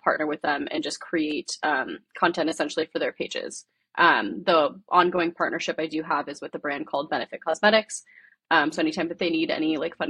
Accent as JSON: {"language": "English", "area": "Silicon Valley, San Francisco Bay Area", "region": "California", "country": "United States", "said": "I am from Silicon Valley, so San Francisco Bay Area"}